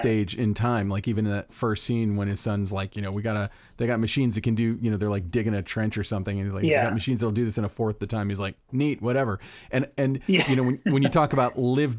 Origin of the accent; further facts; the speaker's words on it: Florida, United States; I'm from the South. I'm from Florida